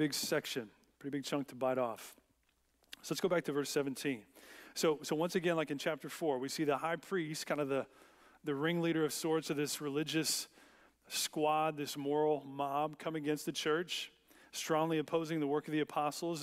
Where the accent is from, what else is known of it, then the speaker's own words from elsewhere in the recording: United States; as American Christians